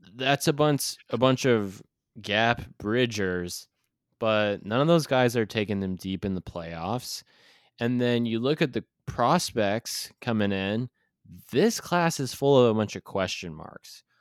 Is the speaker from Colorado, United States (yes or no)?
no; Kansas City, Missouri, United States; It's my hometown team, the Kansas City Chiefs